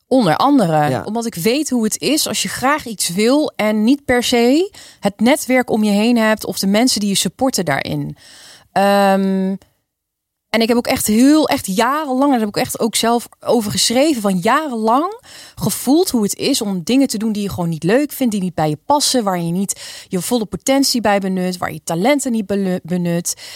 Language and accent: Dutch; Nijmegen, Gelderland, Netherlands; also born or lived in Wijchen; ik kom eh, oorspronkelijk uit Nijmegen. Kijk. Eh, ik woon in een wiegje, Wiegen, een dorpje daarnaast.